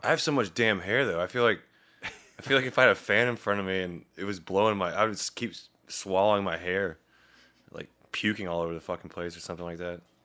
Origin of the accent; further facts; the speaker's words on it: Daleville, Virginia, United States; I didn't actually grow up in Roanoke. I grew up in Daleville, to town, small town, about twenty-five minutes outside of Roanoke